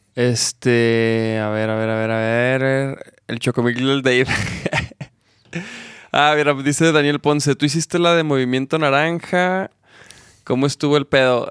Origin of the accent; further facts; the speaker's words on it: Chihuahua, Mexico; now in Guadalajara, Mexico; yo soy de Chihuahua